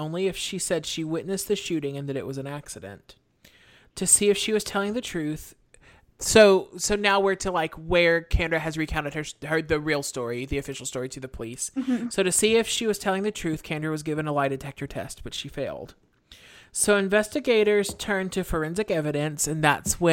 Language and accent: English; Texas, United States; we're from Texas